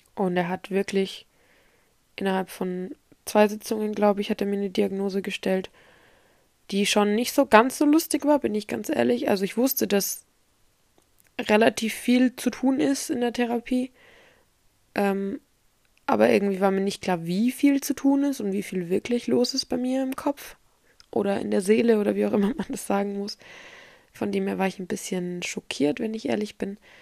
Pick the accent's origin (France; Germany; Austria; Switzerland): Germany; Erlangen, Bavaria; bei uns in Erlangen